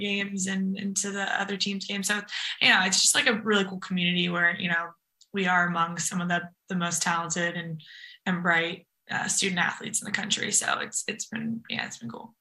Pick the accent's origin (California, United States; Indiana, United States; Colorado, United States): California, United States; Napa; moved away as an adult; also born or lived in San Francisco / North Carolina; we're from Napa, but we both went to high school in San Francisco